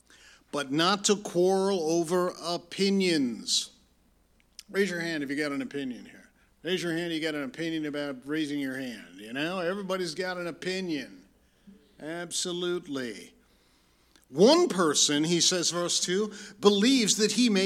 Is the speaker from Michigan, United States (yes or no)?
yes; Lansing, Michigan, United States; also born or lived in Detroit, Michigan; I was born in Detroit and raised in Lansing